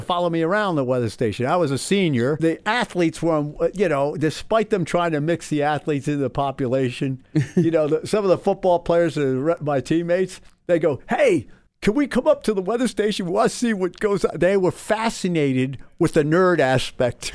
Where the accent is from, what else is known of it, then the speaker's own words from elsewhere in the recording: Somers Point, New Jersey, United States; moved away; I'm this kid from Summers Point, New Jersey